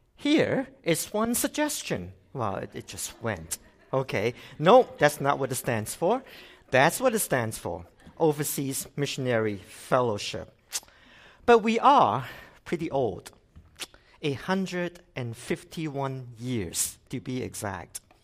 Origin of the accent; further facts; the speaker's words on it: Hong Kong; now in Canada; I came from Hong Kong originally. I've been in Canada for twenty-six years.